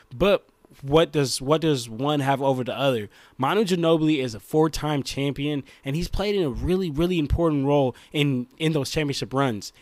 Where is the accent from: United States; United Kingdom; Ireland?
United States; Bay Area, California; I'm from the Bay Area